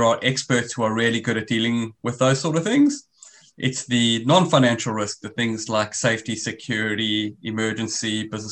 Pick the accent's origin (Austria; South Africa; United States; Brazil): South Africa; accent: South African; moved away as an adult; now in Australia; As you can hear from my accent, I'm originally South African.